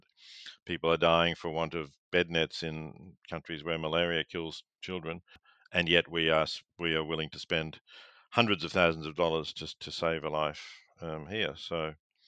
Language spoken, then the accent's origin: English; Victoria, Australia; Growing up in Victoria